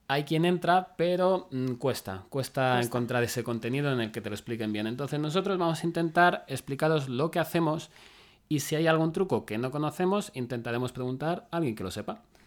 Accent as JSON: {"language": "Spanish", "town": "Madrid", "region": "Community of Madrid", "country": "Spain", "also_born_or_lived": "Salamanca", "said": "yo soy de Madrid"}